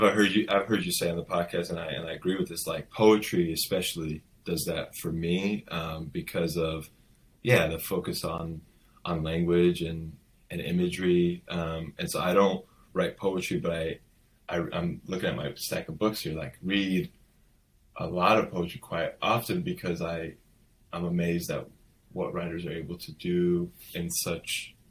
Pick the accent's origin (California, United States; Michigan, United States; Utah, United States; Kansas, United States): California, United States; Los Angeles; also born or lived in Iran; I was born first generation American. So I was born here in the States after my parents had emigrated here. Okay. And grew up in the Valley.